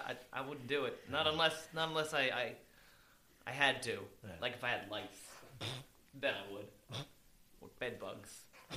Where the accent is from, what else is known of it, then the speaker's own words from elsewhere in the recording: Bradenton, Florida, United States; moved away; my hometown of Bradenton, Florida